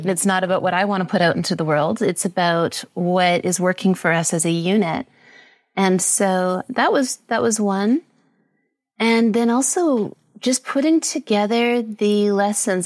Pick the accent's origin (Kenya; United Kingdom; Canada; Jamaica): Canada; British Columbia; moved away as an adult; now in Costa Rica; I'm Canadian from British Columbia. I've been living in Costa Rica for the last six years